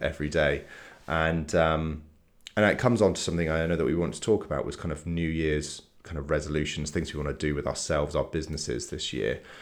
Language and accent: English; Salisbury, South West England, United Kingdom; moved away as an adult; now in Bath, United Kingdom; we're from Salisbury originally. We moved to Bath, like, nearly ten years ago.